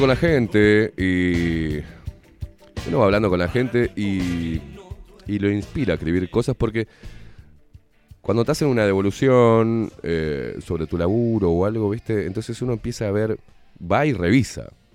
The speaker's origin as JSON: {"language": "Spanish", "country": "Argentina", "said": "vengo de una cultura que es la Argentina y en Argentina se expresa amor a través de la puteada"}